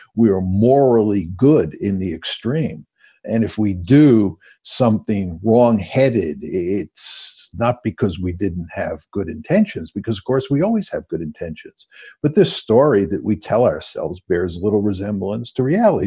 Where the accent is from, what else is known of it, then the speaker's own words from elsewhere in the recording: United States; also born or lived in Hyde Park; I grew up in liberal democratic America